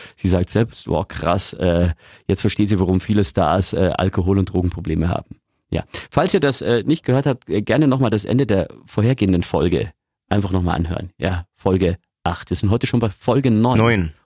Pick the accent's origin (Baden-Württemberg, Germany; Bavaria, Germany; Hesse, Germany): Bavaria, Germany; Lower; now in Augsburg, Germany; Ich komme aus Niederbayern, da bist du grundsätzlich katholisch